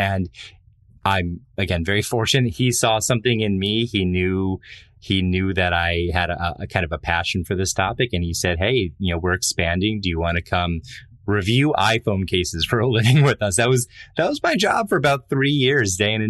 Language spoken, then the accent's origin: English; Buffalo, New York, United States; I grew up in Buffalo, New York, where it was a pretty small town.